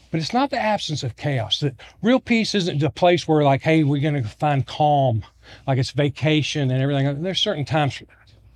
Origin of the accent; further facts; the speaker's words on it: Virginia, United States; I'm from Virginia. I'm a Georgia Bulldog fan, but I grew up in Virginia